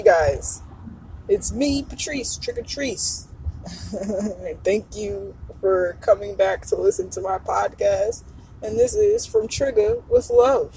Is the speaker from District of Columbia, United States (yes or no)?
no; New Jersey, United States; I love that I'm from Jersey